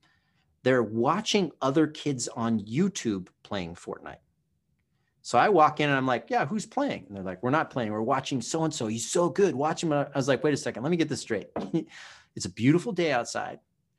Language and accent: English; California, United States; also born or lived in Hawaii; So when I was a kid growing up in Southern California and Hawaii, right, we didn't have these video games.